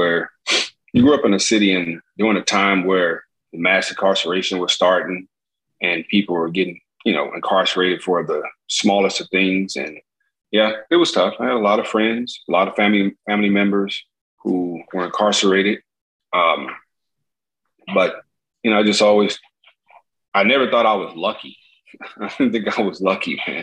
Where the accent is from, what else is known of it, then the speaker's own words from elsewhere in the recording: Gary, Indiana, United States; moved away; I grew up in Indiana